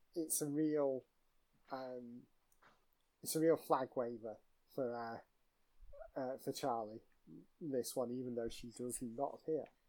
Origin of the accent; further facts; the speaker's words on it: Manchester, North West England, United Kingdom; as a Mancunian